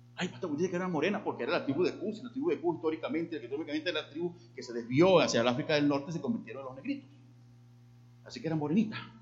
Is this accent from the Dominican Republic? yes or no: no; Llanero, Los Llanos, Venezuela; me decían … porque hablaba demasiado rápido como buen llanero